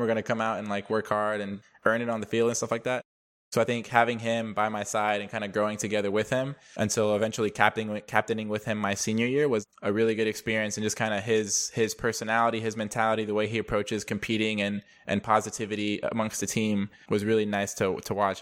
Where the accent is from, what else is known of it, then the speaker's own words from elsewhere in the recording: Dallas, Texas, United States; also born or lived in Denver, Colorado; I was born in Denver, but I grew up in, outside of Dallas ever since, uh, first grade